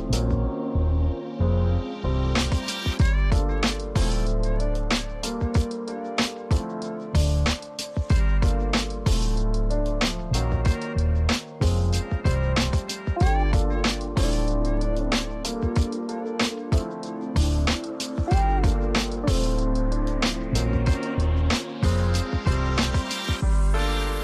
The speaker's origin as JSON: {"language": "English", "town": "Portland", "country": "United States", "tie": "born or raised there", "said": "… from … and me, we grew up in Portland together."}